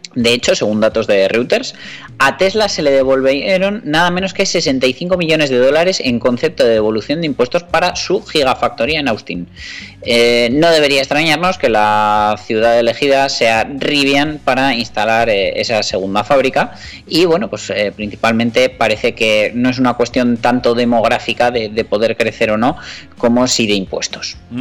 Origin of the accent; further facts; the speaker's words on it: Navarre, Spain; nosotros que somos navarros